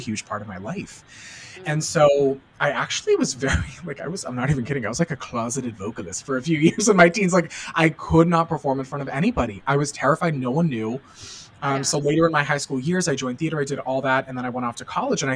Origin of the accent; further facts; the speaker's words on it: Boston, Massachusetts, United States; I'm from the Boston area.